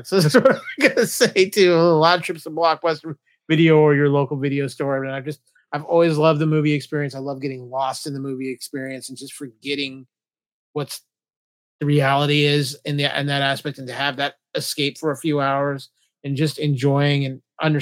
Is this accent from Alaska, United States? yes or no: yes; Alaska, United States; now in California, United States; where I grew up in Alaska